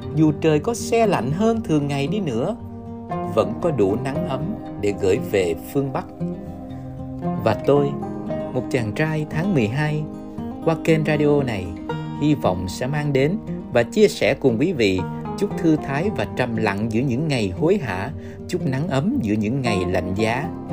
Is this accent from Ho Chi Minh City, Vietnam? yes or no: yes; Ho Chi Minh City, Vietnam; một chàng trai tháng 12 sinh ra và lớn lên ở Sài Gòn